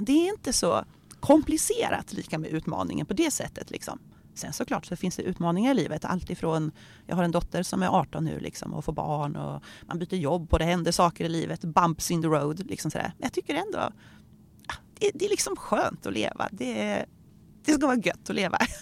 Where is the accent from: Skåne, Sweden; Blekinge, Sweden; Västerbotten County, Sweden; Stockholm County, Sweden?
Skåne, Sweden; Örkelljunga; now in Örebro, Sweden; Jag är uppvuxen i Örkelljunga där jag lärde känna Ingmarie